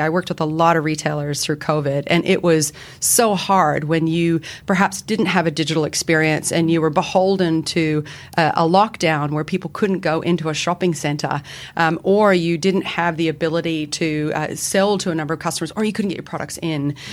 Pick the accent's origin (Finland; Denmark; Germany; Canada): Canada; moved away as an adult; now in Sydney, Australia; I have an accent, as does my fellow colleague Mel. We're both Canadian